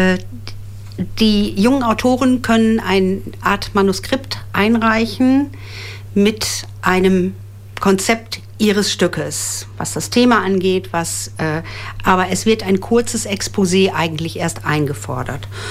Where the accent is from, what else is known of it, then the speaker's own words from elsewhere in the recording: Osnabrück, Lower Saxony, Germany; Ich bin gebürtige Osnabrückerin